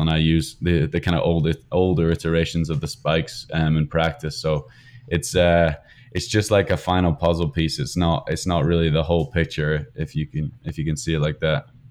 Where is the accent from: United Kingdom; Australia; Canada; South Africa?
United Kingdom; moved away as an adult; now in United States; being British